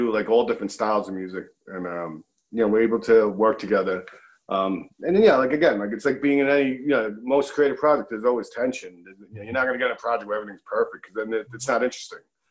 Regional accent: New York City, New York, United States; I was born, raised, in New York, so I feel like I'm a New Yorker

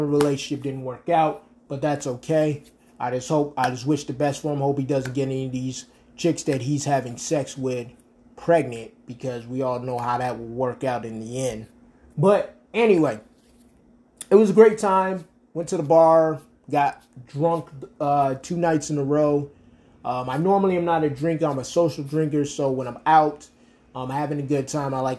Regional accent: Rochester, New York, United States; moved away; Rochester, New York is my hometown, is where I was born and where I was raised.

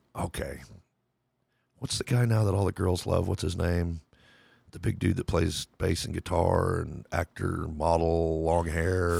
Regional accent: Lubbock, Texas, United States; I grew up in Lubbock, Texas

